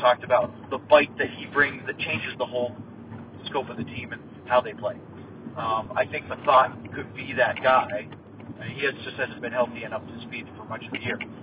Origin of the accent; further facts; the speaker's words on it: New England, New York, Northeast, United States; now in Dallas suburbs, United States; I grew up in the Northeast and in New England, New York, that area